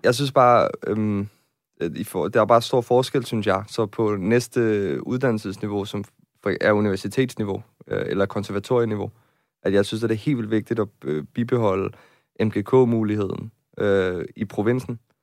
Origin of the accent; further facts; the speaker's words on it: Nyborg, Southern Denmark, Denmark; moved away as an adult; now in Copenhagen, Denmark; jeg kommer fra en provinsby, jeg kommer fra Nyborg på Fyn